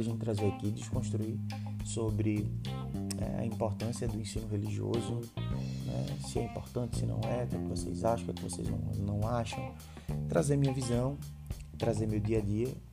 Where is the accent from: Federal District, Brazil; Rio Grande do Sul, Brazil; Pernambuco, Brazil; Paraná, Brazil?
Pernambuco, Brazil; Recife; sou recifense. Recifense é muito bairrista